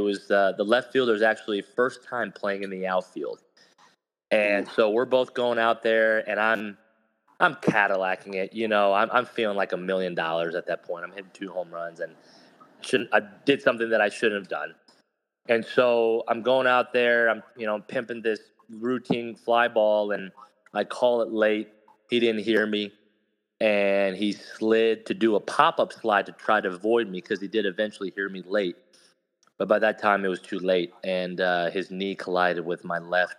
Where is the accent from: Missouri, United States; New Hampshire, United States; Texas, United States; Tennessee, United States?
Missouri, United States; Kansas City; in Kansas City, in my hometown, you know, 15 minutes from my house